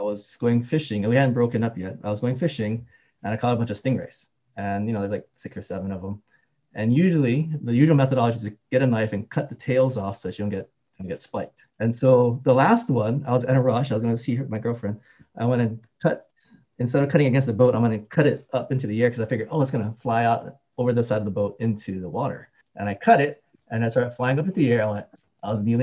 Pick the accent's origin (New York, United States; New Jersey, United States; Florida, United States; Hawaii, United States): Hawaii, United States; also born or lived in Seattle; now in Alhambra, United States; I was born and raised in Hawaii.